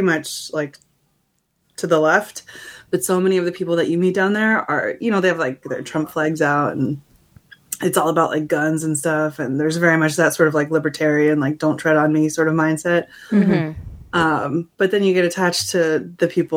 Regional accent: Missoula, Montana, United States; moved away; this is my hometown

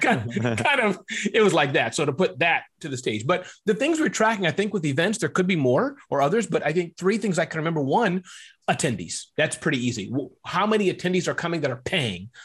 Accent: Midwest, United States; But I was born in the Midwest.

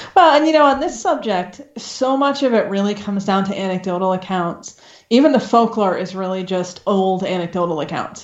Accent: Maine, United States; I'm from Maine originally

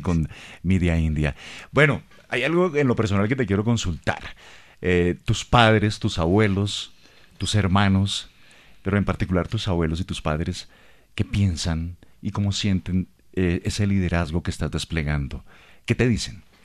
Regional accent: Bogotá, Colombia; yo nací en Bogotá

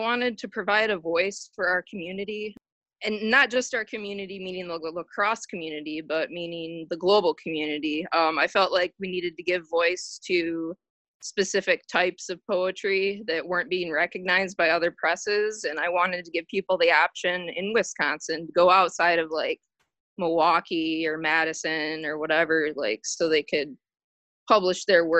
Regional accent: Wiesbaden, Hesse, Germany; born there; I was born in Wiesbaden, Germany.

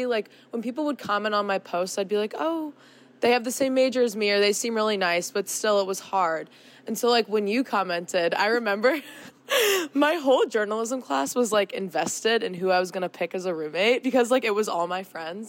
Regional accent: St. Louis, Missouri, United States; moved away as an adult; I am from St. Louis, Missouri

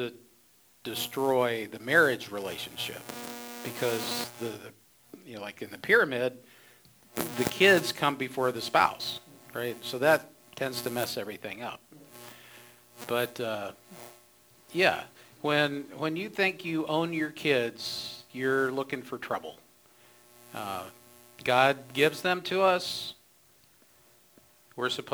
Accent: Ohio, United States; now in Phoenix, United States; I grew up in Ohio. I didn't know any better until I came to Phoenix

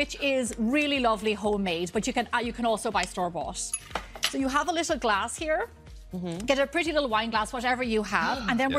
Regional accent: Ireland; I'm from Ireland

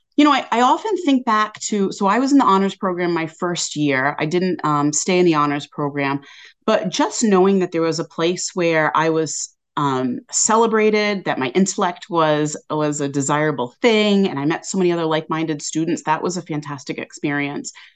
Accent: Westport, Massachusetts, United States; moved away as an adult; also born or lived in England; from about twenty minutes away in Westport, Mass

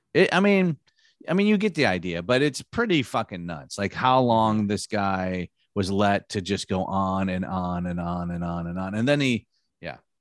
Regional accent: Michigan, United States; moved away; also born or lived in Los Angeles; I grew up in Michigan

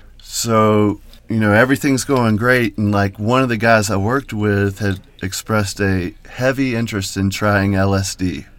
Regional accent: North Carolina, United States; now in Denver, United States; North Carolina.

